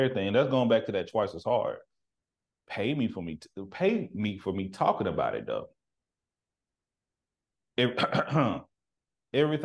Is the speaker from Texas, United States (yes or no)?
yes; Texas, United States; now in Seattle, United States; I'm from the country. I'm from Texas